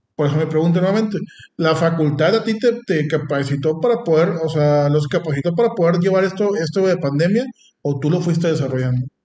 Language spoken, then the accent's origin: Spanish; Mexico; no tenemos aquí en México